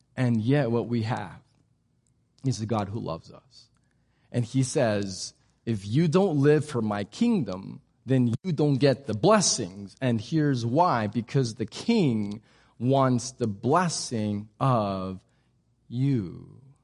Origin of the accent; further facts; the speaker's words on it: Texas, United States; We're just Texan